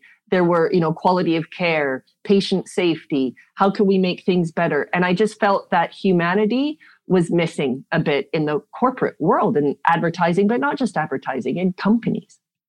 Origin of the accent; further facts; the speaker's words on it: South Africa; born there; I was born in South Africa. A whole lot of my family live in South Africa.